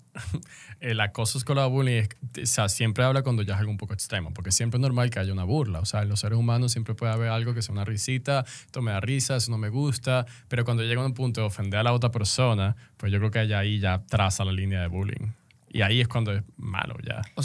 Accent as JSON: {"language": "Spanish", "country": "Venezuela", "moved": "as an adult", "lives_now": "Dominican Republic", "said": "soy venezolano"}